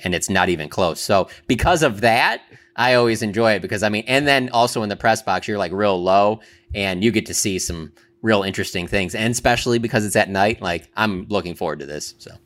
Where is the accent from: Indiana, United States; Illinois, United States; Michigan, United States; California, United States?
Michigan, United States; Detroit; moved away; I'm from Detroit